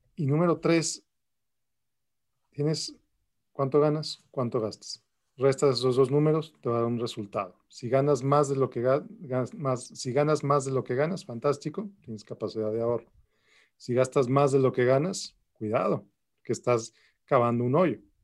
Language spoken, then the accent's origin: Spanish; Mexico City, Mexico; moved away as an adult; also born or lived in Querétaro, Mexico; now in El Paso, United States; Yo nací en la Ciudad de México. Eh, ahí nací, luego viví en Querétaro, también en México y vivo en El Paso, Texas desde hace aproximadamente 13 años